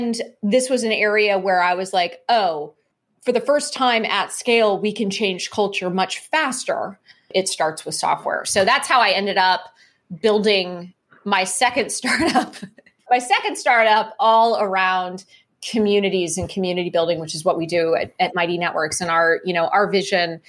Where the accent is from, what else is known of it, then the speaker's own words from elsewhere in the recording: Cupertino, California, United States; I grew up in Cupertino, California. So I grew up there during the 70s and 80s